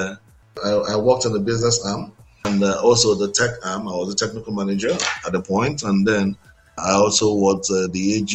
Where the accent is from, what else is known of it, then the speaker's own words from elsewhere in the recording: Nigeria; I'm a Nigerian. I'm born. I was born in Nigeria, and I schooled in Nigeria, and then I only just travel out to do business and I come back